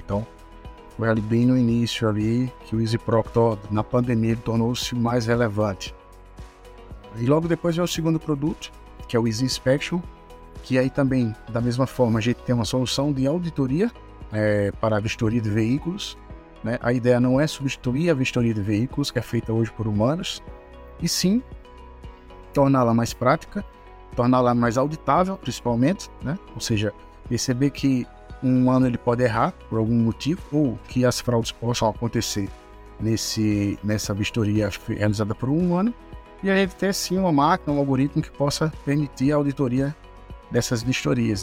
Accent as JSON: {"language": "Portuguese", "town": "João Pessoa", "region": "Paraíba", "country": "Brazil", "tie": "born or raised there", "also_born_or_lived": "Aveiro, Portugal", "said": "Sou natural de João Pessoa"}